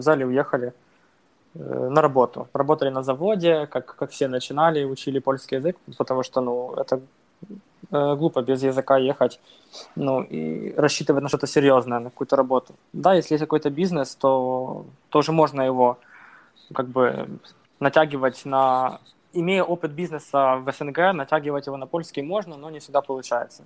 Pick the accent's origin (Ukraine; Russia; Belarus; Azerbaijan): Ukraine; Bila Tserkva, Kyiv Oblast; moved away as an adult; now in Poland; я родом из Украины, из Киевской области, такой город Белая Церковь